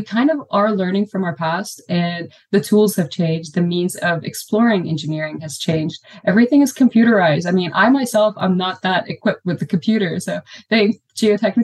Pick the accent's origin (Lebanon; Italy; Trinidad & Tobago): Lebanon; moved away as an adult; also born or lived in Beirut, Lebanon; now in Austin, United States; I'm from Lebanon